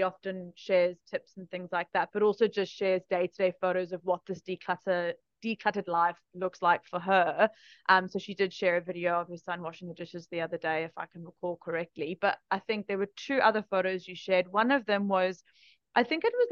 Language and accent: English; South Africa; I grew up in South Africa in the 90s